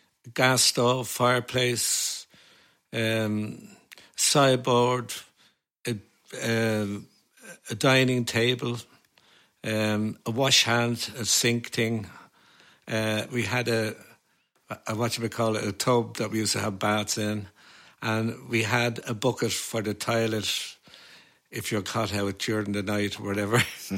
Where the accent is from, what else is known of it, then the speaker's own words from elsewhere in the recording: Dublin, Leinster, Ireland; Yeah, we lived in a one-roomed flat in the Circular Road. There was four children, of course, and my ma and dad